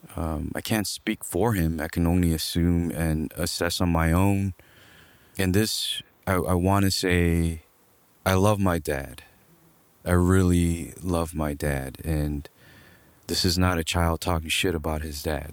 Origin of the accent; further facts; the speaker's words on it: Los Angeles, California, United States; also born or lived in Glendale; grew up in Los Angeles, more towards East L A. I grew up in Echo Park